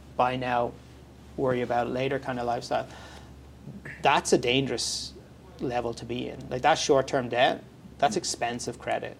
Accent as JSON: {"language": "English", "country": "Ireland", "moved": "as an adult", "lives_now": "Canada", "said": "my background's from Ireland, mm-hmm. uh, so I'm from Europe"}